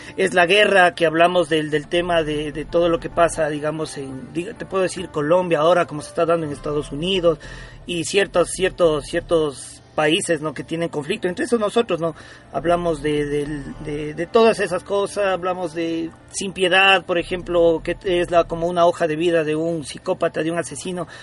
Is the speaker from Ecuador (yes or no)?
yes; Ecuador; somos una banda ecuatoriana, ¿no? orgullosamente ecuatoriana